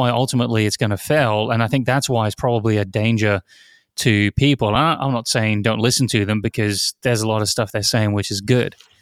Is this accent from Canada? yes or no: no; near Oxford, South East England, United Kingdom; moved away; I grew up near Oxford